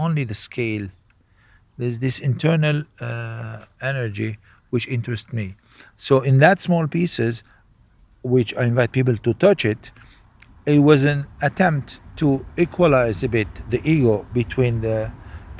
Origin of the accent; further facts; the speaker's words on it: Cairo, Cairo Governorate, Egypt; growing up in Egypt, I was surrounded with this kind of gods